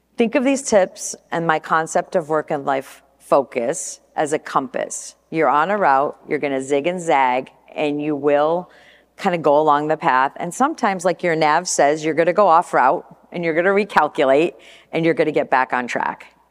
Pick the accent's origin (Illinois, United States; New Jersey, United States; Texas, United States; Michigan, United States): Michigan, United States; Flint; moved away as an adult; also born or lived in California; now in Portland, United States; growing up in Michigan, going to school in Flint, and flying off to California when I was twenty years old